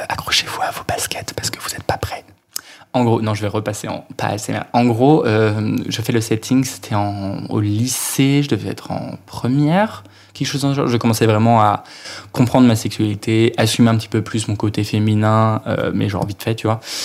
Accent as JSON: {"language": "French", "area": "Finistère", "region": "Brittany", "country": "France", "said": "je viens de Bretagne, du fin fond du trou du cul de la Bretagne, euh, Finistère"}